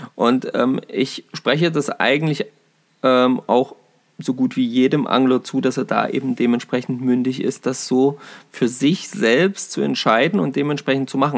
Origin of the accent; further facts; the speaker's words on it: Saxony-Anhalt, Germany; bei uns in Sachsen-Anhalt